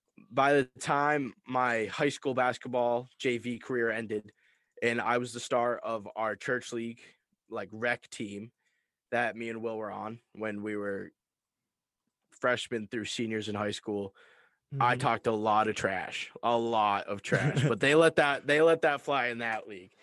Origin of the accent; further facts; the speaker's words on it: Massachusetts, United States; I'm from Massachusetts